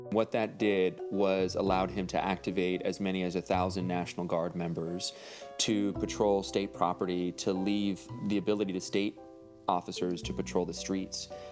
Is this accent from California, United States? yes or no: yes; Los Angeles, California, United States; I grew up in Northeast L